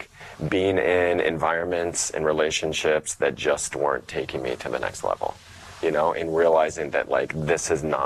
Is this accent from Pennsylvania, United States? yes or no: no; Ohio, United States; moved away as an adult; I'm from Ohio, so I'm from the Midwest.